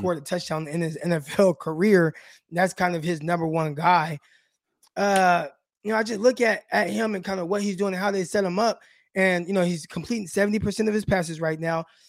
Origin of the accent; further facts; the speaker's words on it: West Coast, United States; I'm from the West Coast